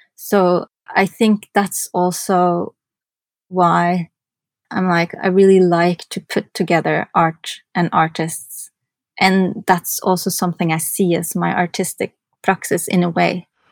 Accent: Norway; moved away as an adult; also born or lived in New York, United States; I'm from Norway

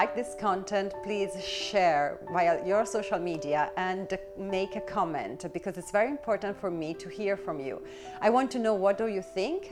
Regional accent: Italy; now in London, United Kingdom; I'm from Italy

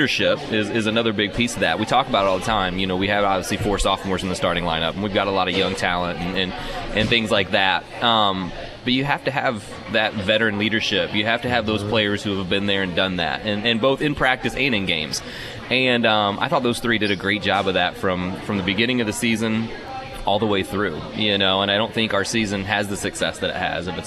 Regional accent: Indiana, United States; moved away; I come from Indiana, where you hit middle school, you're playing 20 games a year

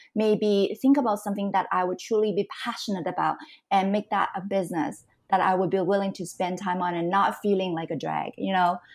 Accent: Canada; moved away as an adult; also born or lived in Hong Kong / United States / Singapore; now in Taiwan; I was born in Hong Kong. I grew up in Canada

